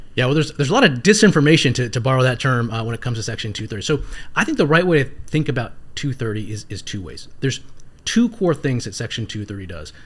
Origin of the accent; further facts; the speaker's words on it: Northern Virginia, United States; also born or lived in South Carolina; growing up in Northern Virginia